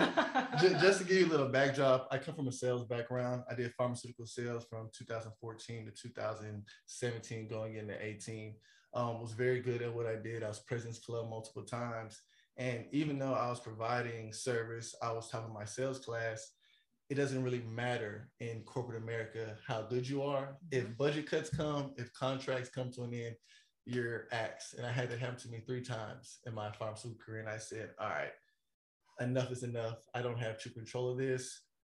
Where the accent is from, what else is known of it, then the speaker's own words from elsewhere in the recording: the South, United States; I'm from the South, so the temperature can get a little hot up there.